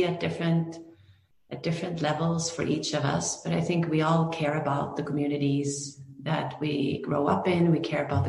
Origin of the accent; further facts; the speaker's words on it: Norway; moved away as an adult; also born or lived in Greenwood, Indiana / New York / Los Angeles; now in United States; I grew up in Norway